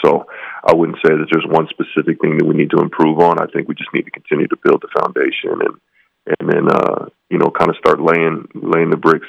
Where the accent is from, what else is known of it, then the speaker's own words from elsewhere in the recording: West Coast, United States; now in Logan, United States; I grew up on the West Coast